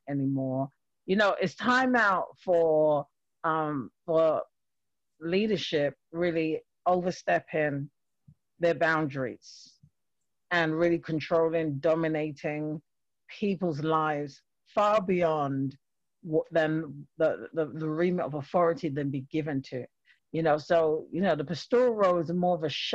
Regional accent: London, United Kingdom; moved away as an adult; now in Springfield, United States; I have an accent, so I'm a Londoner, born and raised in London. And but I actually currently live in Massachusetts.

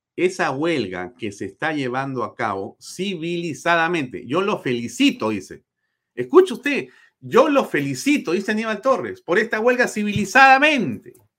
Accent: Peru; como peruanos

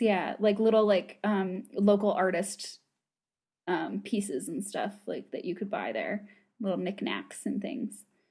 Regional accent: United States; accent: American; my American accent

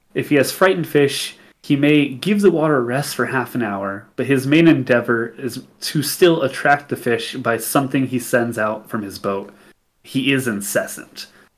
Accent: England, United Kingdom; I'm English.

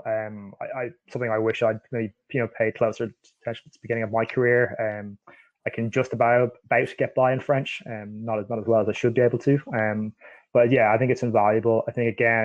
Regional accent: Dublin, Leinster, Ireland; moved away as an adult; also born or lived in Northern Ireland; now in Canada; I was born in Northern Ireland, but I grew up in Dublin

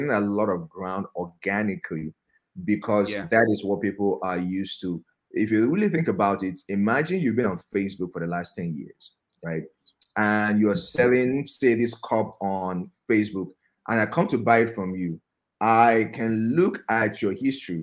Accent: Nigeria; living in Nigeria, growing up in Nigeria

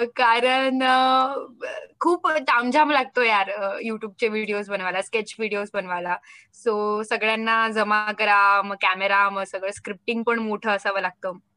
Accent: Maharashtra, India; first language Marathi; मी महाराष्ट्रीयन आहे मी मराठी आहे मला आवडते माझी मातृभाषा

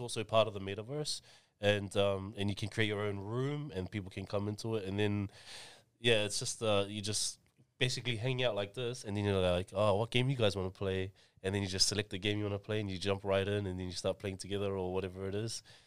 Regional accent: Auckland, New Zealand; I was born and raised in Mangere, two seven five

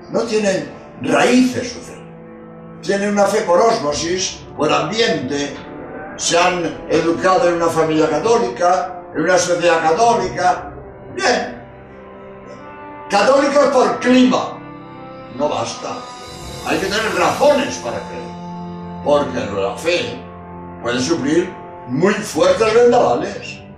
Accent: Spain; soy jesuita español

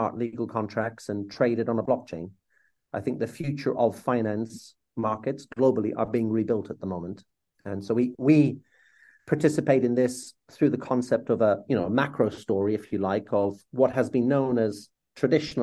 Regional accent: Ireland; as an Irishman

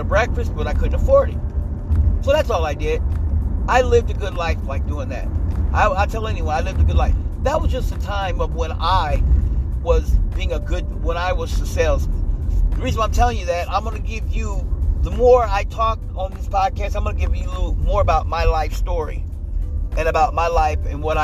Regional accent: Midwest, United States; moved away; I'm from the Midwest

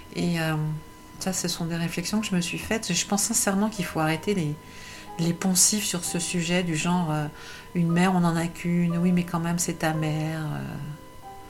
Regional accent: Paris, Île-de-France, France; Je suis née à Paris

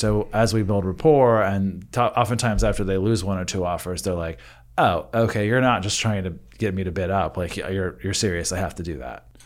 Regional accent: Northern California, United States; now in Texas, United States; I grew up in Northern California

